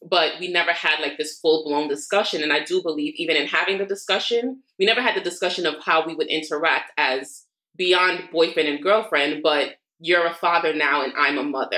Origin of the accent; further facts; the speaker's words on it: New York City, New York, United States; also born or lived in Queens; I'm from Brooklyn born and raised and everything, except I go to sleep in Queens and I currently live in Queens